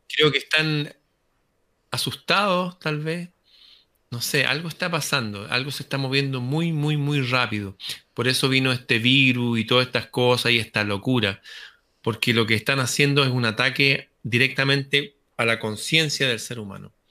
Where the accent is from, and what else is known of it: Chile